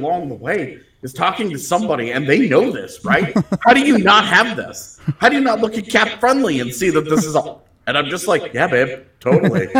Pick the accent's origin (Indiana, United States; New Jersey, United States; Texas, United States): Texas, United States; Katy; moved away; also born or lived in Winnipeg; when I was growing up in Katy